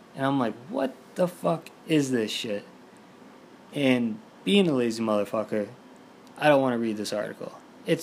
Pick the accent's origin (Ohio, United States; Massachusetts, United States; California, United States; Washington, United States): Massachusetts, United States; Boston; I'm from Boston.